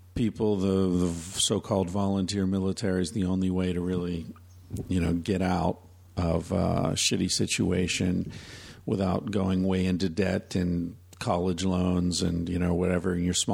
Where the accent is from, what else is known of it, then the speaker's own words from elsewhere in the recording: Pennsylvania, United States; now in Vancouver, Canada; Now, I grew up in Pennsylvania, as did my mother.